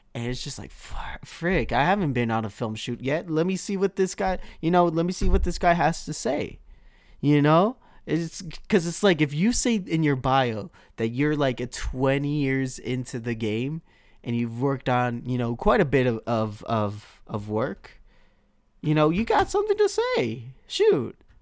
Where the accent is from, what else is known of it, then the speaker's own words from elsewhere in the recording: Milpitas, California, United States; my hometown of Milpitas that I'm in right now